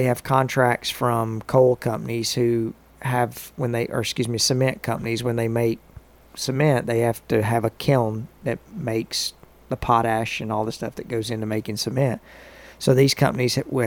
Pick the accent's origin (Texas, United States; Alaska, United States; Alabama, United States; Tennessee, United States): Tennessee, United States; Grundy County; now in Murfreesboro, United States; I'm from Grundy County